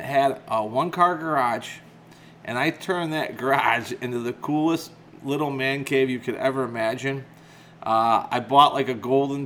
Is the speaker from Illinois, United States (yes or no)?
yes; McHenry, Illinois, United States; moved away; I was born and raised in McHenry, Illinois, and I lived there pretty much to the day I got married